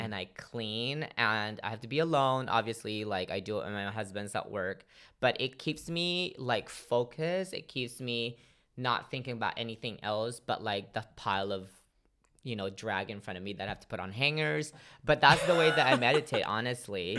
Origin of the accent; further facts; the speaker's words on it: Philippines; now in United States; grew up in the Philippines as, you know, now living in America.